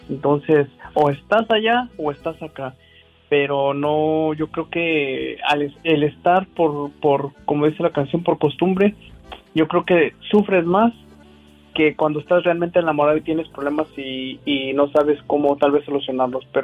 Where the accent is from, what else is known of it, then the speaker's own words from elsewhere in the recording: Guanajuato, Mexico; soy originario de Guanajuato, Diva.